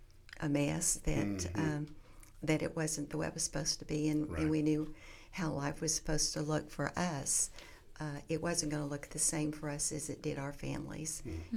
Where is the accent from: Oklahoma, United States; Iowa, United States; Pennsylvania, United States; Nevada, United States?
Oklahoma, United States; Duncan; also born or lived in Marlow, Oklahoma; I grew up in Duncan. It's south. It's very close to Central